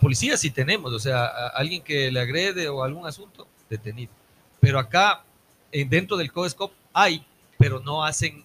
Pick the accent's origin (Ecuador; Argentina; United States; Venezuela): Ecuador; Ambato, Tungurahua; como ambateños, como ecuatorianos